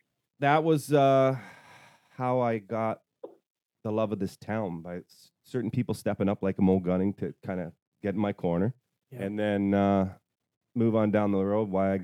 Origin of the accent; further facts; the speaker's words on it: Toronto, Ontario, Canada; moved away; also born or lived in Tweed, Ontario; I'm from Toronto.